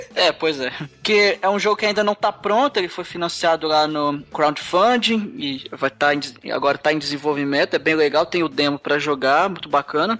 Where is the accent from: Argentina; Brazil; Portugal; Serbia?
Brazil; eu sou brasileiro